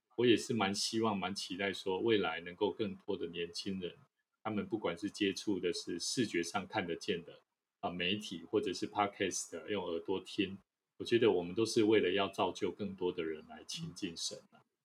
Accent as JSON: {"language": "Chinese", "country": "Taiwan", "said": "是台湾的哈，台湾的"}